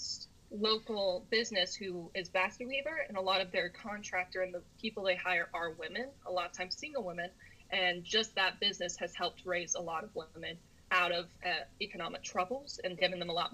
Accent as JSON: {"language": "English", "country": "United States", "tie": "born or raised there", "said": "being American and being raised in this very capitalistic free market economy"}